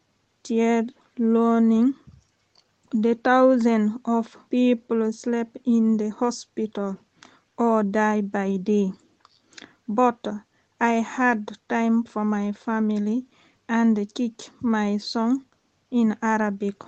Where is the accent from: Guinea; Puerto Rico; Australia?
Guinea; Conakry; English is a second language; now in Hackney, United Kingdom; I came from Guinea-Conakry